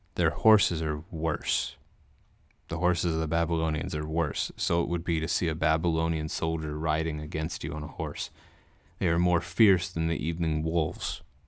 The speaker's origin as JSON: {"language": "English", "region": "Missouri", "country": "United States", "tie": "born or raised there", "said": "I live in the state of Missouri, uh, so you could call me a Missourian if you wanted to. I was born in Missouri as well, so it fits."}